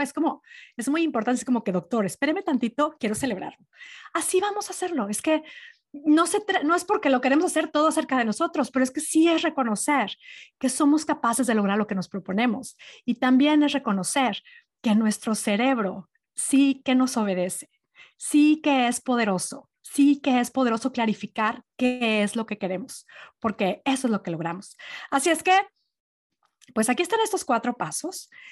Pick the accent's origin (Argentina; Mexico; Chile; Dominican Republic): Mexico; Monterrey, Nuevo León; born or raised there; moved away